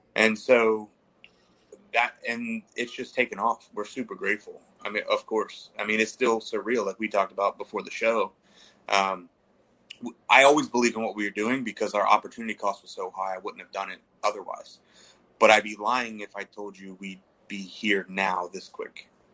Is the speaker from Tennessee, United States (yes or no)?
no; Baltimore, Maryland, United States; I'm from Baltimore